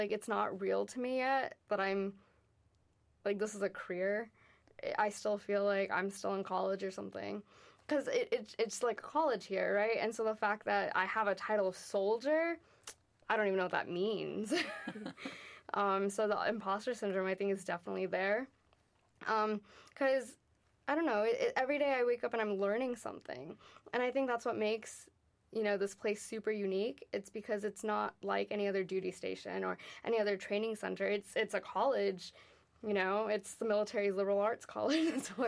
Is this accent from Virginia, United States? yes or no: no; Miami, Florida, United States; I'm in the Army and I'm from Miami most recently, you could say. That's where my parents have a house. That's where my husband and I have lived for a little bit now. But I've really lived all over the United States